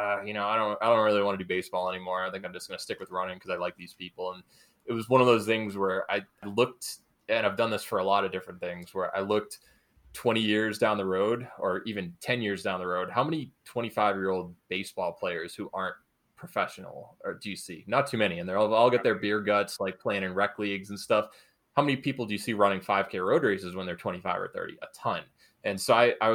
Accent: New Hampshire, United States; I grew up in New Hampshire

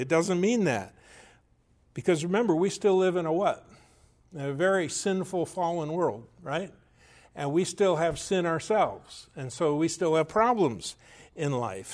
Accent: United States; as Americans and as American Christians

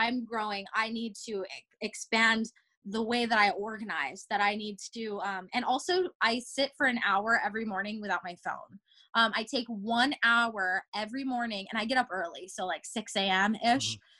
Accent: Japan; now in Los Angeles, United States; I was born in Japan. And so I would always go back home to Japan to visit my family

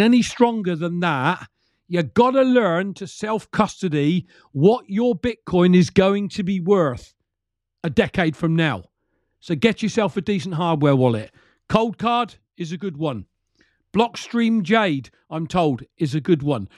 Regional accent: United Kingdom

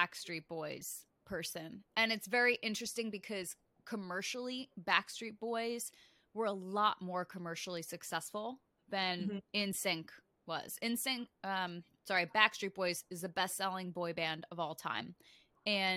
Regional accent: Connecticut, United States; I grew up in Connecticut, and so I was a little bit too far away from Times Square

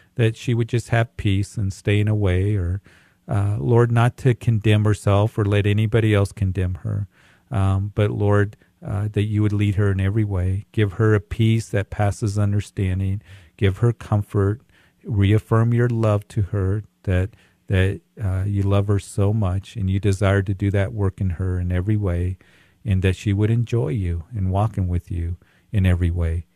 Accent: Greeley, Colorado, United States; It's so good to hear from people from my hometown

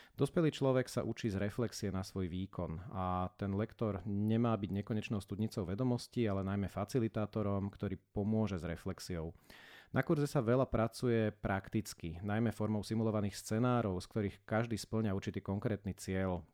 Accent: Bratislava, Bratislava Region, Slovakia; Ja som sa teda z Bratislavy nepohol až uh, takmer do skončenia školy a na základku som začal chodiť o jednu ulicu vedľa

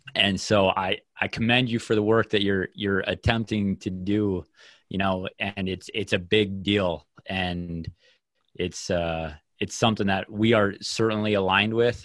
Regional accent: Minnesota, United States; the culture around the sport in my hometown

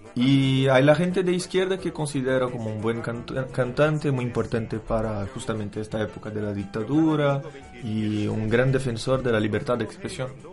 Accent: São Paulo, Brazil; Spanish is a second language; moved away as an adult; also born or lived in France; now in Chile; soy de San Paulo, una ciudad muy grande, como 20 millones de personas

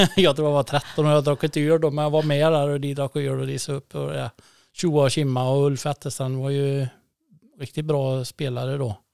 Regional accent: Falkabo, Västra Götaland, Sweden; also born or lived in Tidaholm; när jag var sex månader tror jag så drog vi till Folkabo sen och jag har aldrig kommit därifrån

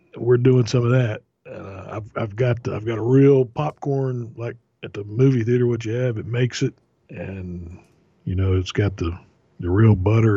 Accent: Florida, United States; growing up in Florida, my aunt and uncle, they had a couple of mango trees in the backyard

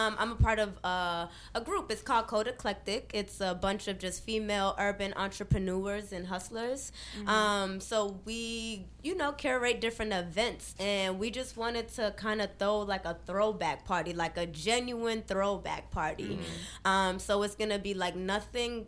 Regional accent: Atlanta, Georgia, United States; now in Boston, United States; I've been up here since 2003, but I'm originally from Atlanta.

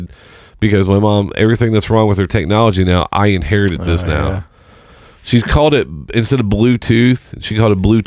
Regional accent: Seymour, United States; moved away; I moved away. I'm from Seymour, so it's about an hour south of here. I moved away in 2002

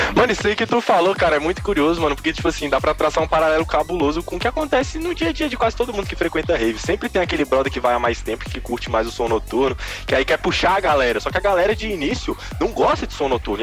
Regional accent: Brasília, Federal District, Brazil; eu sou de Brasília

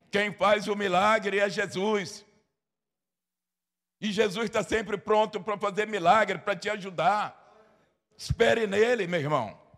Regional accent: Bahia, Brazil; Eu sou da Bahia. Eu sou baiano da Bahia. Aliás, eu sou baiano da Bahia, viu, irmãos?

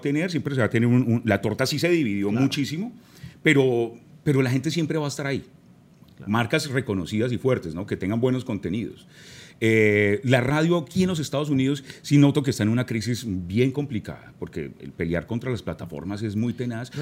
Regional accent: Manizales, Caldas, Colombia; crecí en Manizales, gran parte de mi niñez fue en la ciudad de Manizales, en el eje cafetero

